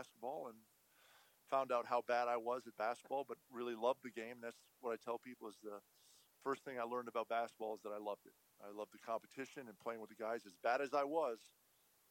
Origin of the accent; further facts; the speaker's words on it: Montreal, Quebec, Canada; I'm a Canadian from Montreal